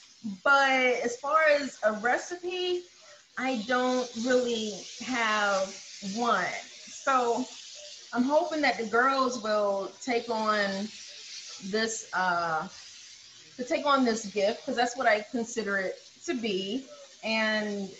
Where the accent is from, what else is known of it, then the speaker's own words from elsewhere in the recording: the South, United States; I grew up in the South